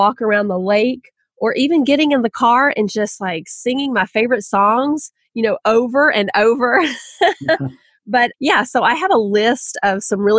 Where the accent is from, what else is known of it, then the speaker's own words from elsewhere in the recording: Southern, United States; accent: Southern; my own Southern accent